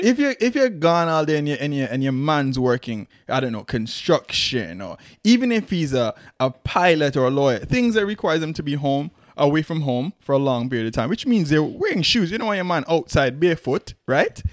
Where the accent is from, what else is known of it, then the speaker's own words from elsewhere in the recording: Antigua & Barbuda; moved away; growing up in Antigua